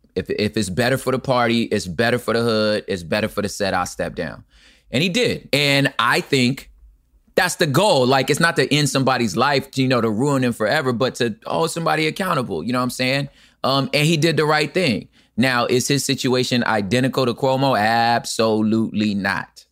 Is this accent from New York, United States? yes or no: no; Los Angeles, California, United States; I'm from Los Angeles.